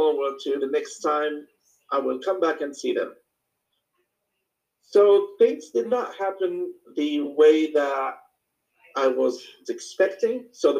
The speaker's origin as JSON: {"language": "English", "country": "Morocco", "second_language": "English", "moved": "yes", "lives_now": "United States", "said": "I moved to the United States back in 2014, summer 2014, and I came from Morocco. Like across the Atlantic Ocean, Northwest Africa, just in case."}